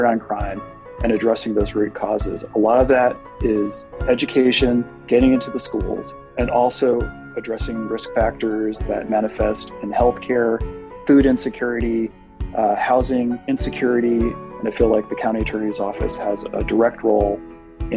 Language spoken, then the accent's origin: English; New Jersey, United States; moved away as an adult; now in Nebraska, United States; I am originally from the Garden State, New Jersey, and moved to Nebraska in 2006